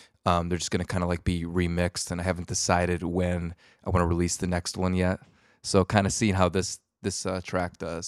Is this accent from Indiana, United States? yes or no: no; Wisconsin, United States; I grew up in Wisconsin, and I would get said that like it's essentially Canada.